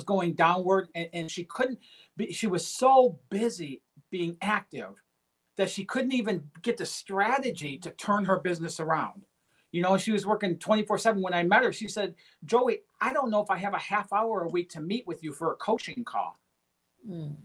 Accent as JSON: {"language": "English", "town": "Detroit", "region": "Michigan", "country": "United States", "tie": "born or raised there", "said": "I come from Detroit, Michigan. I grew up in a very low-income, blue-collar family."}